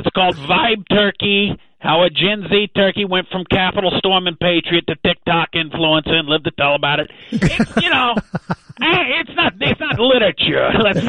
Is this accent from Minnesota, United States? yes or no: no; Bedford, Texas, United States; You can probably tell by my accent. I grew up in Bedford.